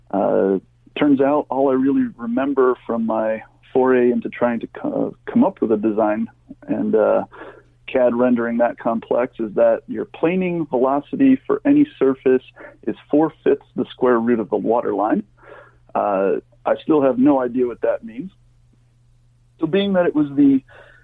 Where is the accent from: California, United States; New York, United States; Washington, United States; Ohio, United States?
New York, United States; Finger Lakes; I grew up in the Finger Lakes of New York